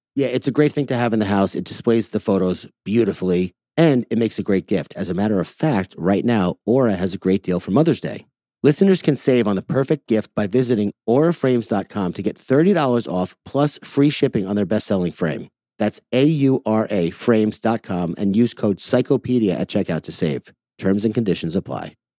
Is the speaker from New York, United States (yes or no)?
yes; Commack, New York, United States; I grew up in Comac, which is one town over.